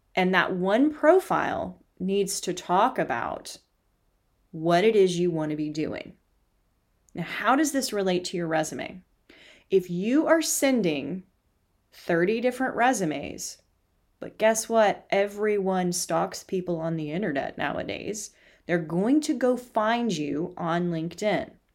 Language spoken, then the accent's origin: English; the South, United States; I'm from the South? 'Cause that's what we do is we feed people